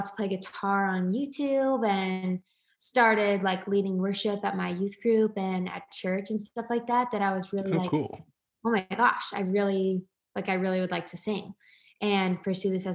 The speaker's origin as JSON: {"language": "English", "region": "Indiana", "country": "United States", "tie": "born or raised there", "moved": "as an adult", "lives_now": "Nashville, United States", "said": "Born and raised in Indiana. Yes, I'm from Indiana"}